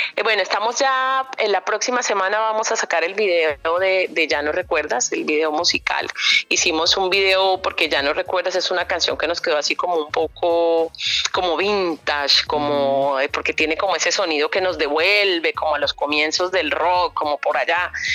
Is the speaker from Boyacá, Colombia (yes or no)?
no; Valledupar, Cesar, Colombia; soy hija del Turco Gil, mi papá es un hombre de, una tradición musical también muy grande, creo eh, creó la primera Academia de Música Vallenata en Valledupar, en Colombia